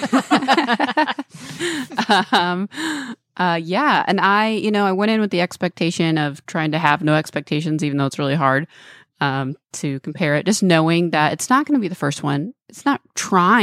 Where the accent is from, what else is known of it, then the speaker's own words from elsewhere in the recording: Texas, United States; now in Los Angeles, United States; We're both from Texas.